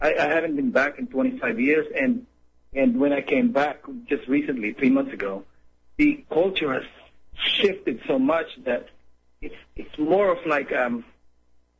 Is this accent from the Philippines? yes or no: yes; Philippines; I'm Filipino